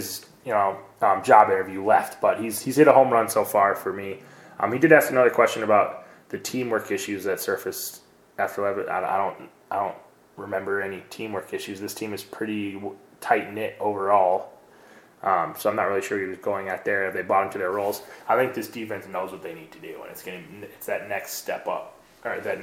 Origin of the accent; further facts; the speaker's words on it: Cleveland, Ohio, United States; I'm from Cleveland